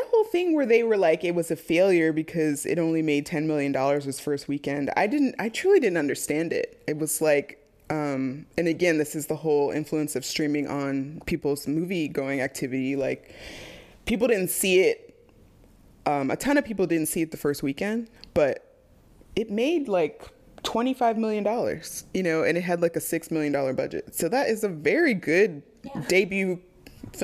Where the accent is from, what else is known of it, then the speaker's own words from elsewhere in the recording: Dayton, Ohio, United States; We grew up in Dayton, Ohio, not Sandusky